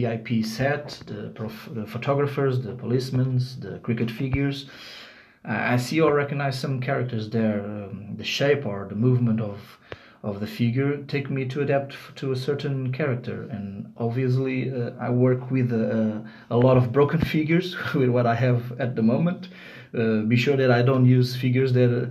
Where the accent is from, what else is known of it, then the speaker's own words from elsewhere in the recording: Lisbon, Portugal; I'm from Lisbon, Portugal.